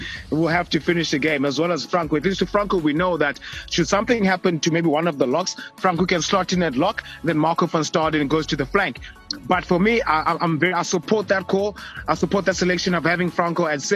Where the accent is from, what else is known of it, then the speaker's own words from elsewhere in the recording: South Africa; As South African rugby lovers